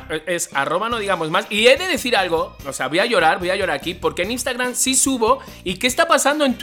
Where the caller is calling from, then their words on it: Tehuacán, Puebla, Mexico; les mando un saludo desde Tehuacán, Puebla.